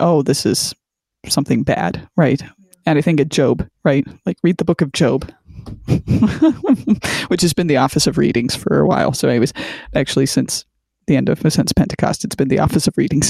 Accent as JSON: {"language": "English", "town": "Canton", "region": "Ohio", "country": "United States", "tie": "born or raised there", "said": "Canton, Ohio, and that's my stomping grounds. And actually, I was born at the same hospital"}